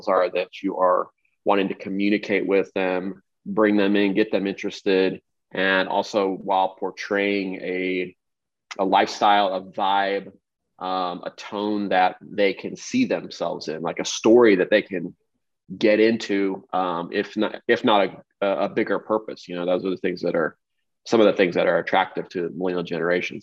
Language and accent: English; Kansas City, Missouri, United States; also born or lived in Los Angeles; I grew up in Kansas City